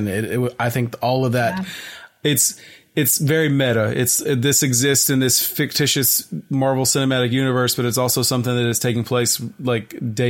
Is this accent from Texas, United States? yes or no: yes; Texas, United States; I say Shang-Chi because I'm from Texas, and that's just the way that, like, I pronounce things